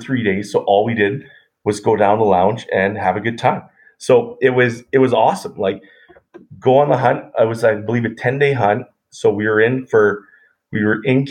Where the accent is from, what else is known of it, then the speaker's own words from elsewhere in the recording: Edmonton, Alberta, Canada; I grew up in Edmonton, Alberta